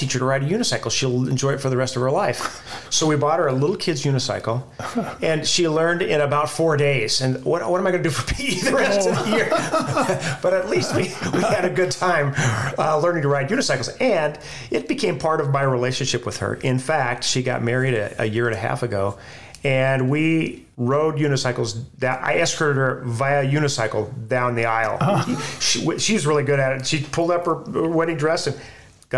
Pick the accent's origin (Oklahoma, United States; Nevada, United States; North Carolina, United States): Nevada, United States; Carson City; moved away; also born or lived in Central America; So growing up in Carson City, Nevada